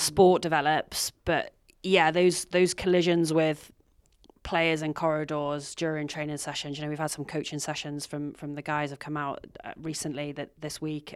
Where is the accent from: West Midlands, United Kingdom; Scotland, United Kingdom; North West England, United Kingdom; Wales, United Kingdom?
Wales, United Kingdom; North; moved away; I'm from North Wales